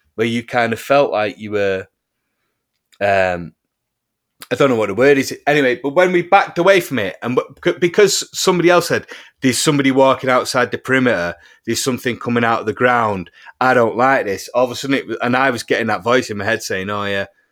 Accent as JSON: {"language": "English", "town": "Heaton Chapel", "region": "North West England", "country": "United Kingdom", "tie": "born or raised there", "said": "my hometown of Heaton Chapel"}